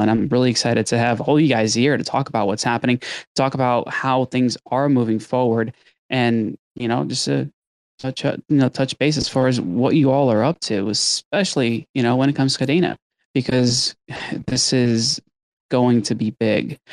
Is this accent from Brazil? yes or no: yes; Brazil; moved away; growing up in Brazil